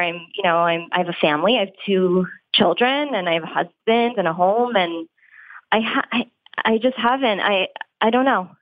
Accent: Long Island, New York, United States; moved away as an adult; also born or lived in Florida; now in Philadelphia, United States; I am from New York. Um, mm-hmm. I grew up mm-hmm. on Long Island

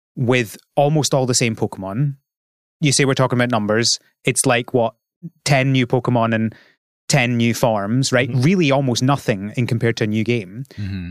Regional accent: Scotland, United Kingdom; I'm from Scotland

